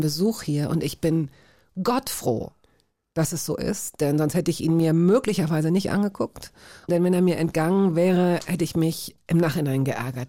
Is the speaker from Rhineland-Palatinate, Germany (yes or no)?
no; Hanover, Lower Saxony, Germany; ich bin sozusagen im Jena des Westens groß geworden in Hannover